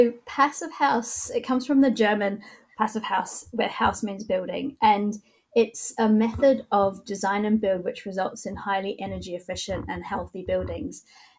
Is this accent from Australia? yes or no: yes; Australia; also born or lived in New Zealand; Well, I grew up in Australia, actually. I was born in Australia and then moved to New Zealand when I was 11. Did my high school and uni in New Zealand